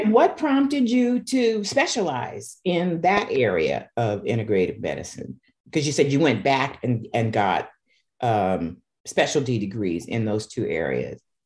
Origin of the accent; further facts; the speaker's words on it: Seattle, Washington, United States; I'm from Seattle, so you know that's where I was born. I grew up there